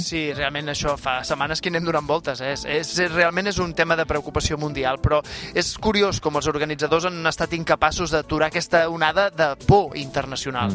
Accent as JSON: {"language": "Catalan", "region": "Catalonia", "country": "Spain", "said": "com som els catalans"}